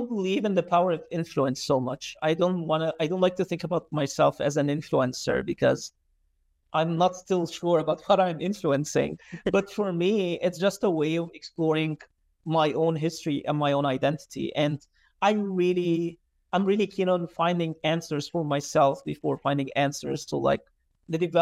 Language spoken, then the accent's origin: English; Alexandria Governorate, Egypt; I was born and raised in Alexandria. I lived there most of my life.